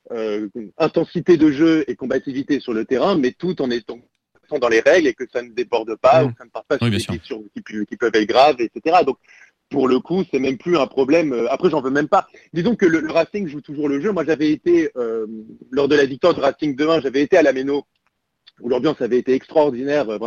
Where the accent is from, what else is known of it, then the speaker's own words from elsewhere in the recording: Strasbourg, Grand Est, France; parce qu'on est Strasbourgeois avant tout